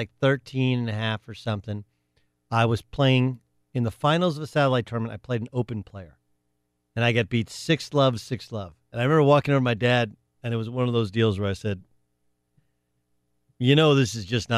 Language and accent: English; Orange, California, United States; born or raised there; also born or lived in Wisconsin